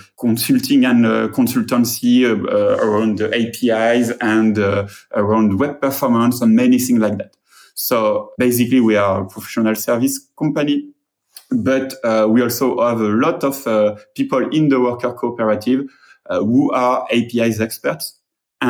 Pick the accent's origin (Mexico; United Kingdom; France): France; accent: French; English is a second language; I'm French, and my English accent is almost as terrible